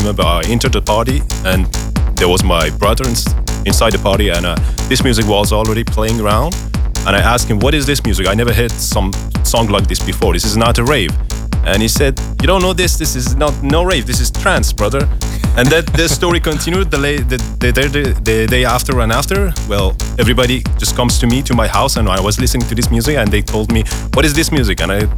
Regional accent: Tehran, Tehran Province, Iran; now in France; I live in France, but I'm originally from Tehran

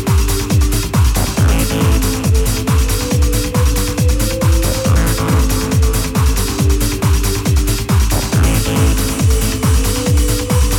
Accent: Leiden, South Holland, Netherlands; my hometown, Leiden

